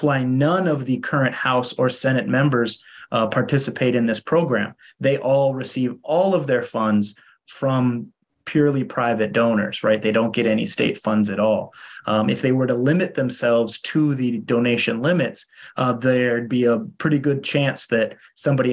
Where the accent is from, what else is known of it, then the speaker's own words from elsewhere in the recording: Minnesota, United States; moved away as an adult; also born or lived in Iowa; now in Hawaii, United States; I'm from Minnesota originally. And then went to school in Iowa